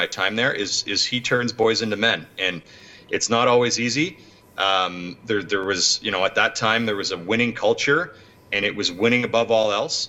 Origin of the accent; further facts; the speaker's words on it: Ottawa, Ontario, Canada; also born or lived in Toronto; Playing for the Ottawa Senators in my hometown was special.